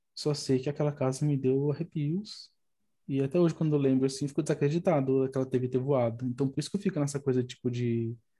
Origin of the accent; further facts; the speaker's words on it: São Paulo, Brazil; also born or lived in Boa Vista, Roraima; Eu, eu sou daqui de São Paulo, aí quando tinha 18 anos, fui para lá e fiquei lá até uns 21, mais ou menos